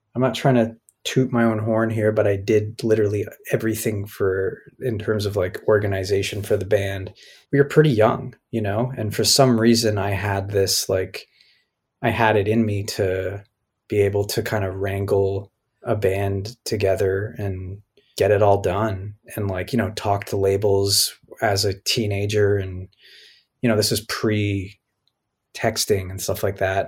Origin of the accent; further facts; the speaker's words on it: Toronto, Ontario, Canada; I grew up in Toronto